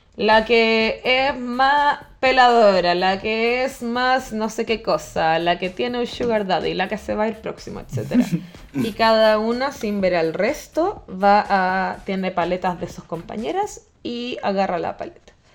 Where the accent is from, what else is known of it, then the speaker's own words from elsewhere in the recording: Viña del Mar, Valparaíso, Chile; moved away as an adult; also born or lived in Germany / Santiago; Yo soy oriunda de Viña del Mar.